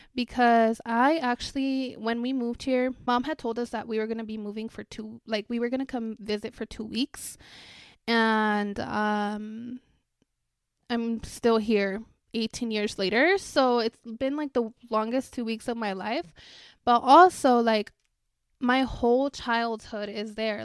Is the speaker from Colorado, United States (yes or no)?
yes; Greeley, Colorado, United States; also born or lived in Parral, Chihuahua, Mexico / El Tule, Chihuahua, Mexico / Thornton, Colorado; now in Denver, United States; I actually grew up in Greeley